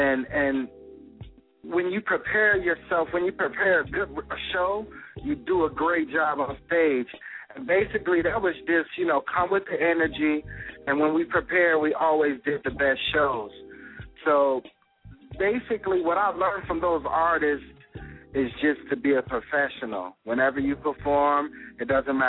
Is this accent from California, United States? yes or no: no; Chicago, Illinois, United States; growing up in Chicago